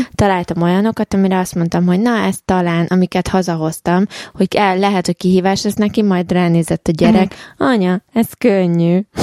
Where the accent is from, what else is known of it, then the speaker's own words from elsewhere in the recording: Hungary; moved away; honnan származok? Magyarország